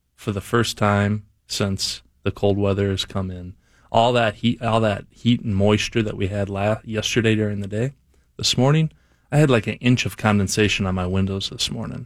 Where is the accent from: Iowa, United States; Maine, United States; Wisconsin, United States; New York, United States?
Wisconsin, United States; I'm from Wisconsin